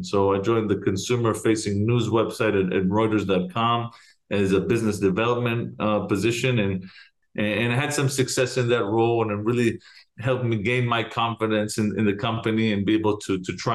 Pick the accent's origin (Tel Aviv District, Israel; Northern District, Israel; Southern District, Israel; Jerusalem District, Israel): Jerusalem District, Israel; Jerusalem; moved away as an adult; now in United States; So I am originally from Jerusalem. I was born and raised there.